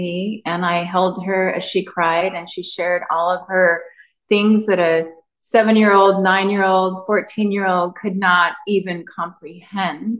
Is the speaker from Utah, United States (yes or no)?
yes; Utah, United States; I grew up in Utah, in the heart of it.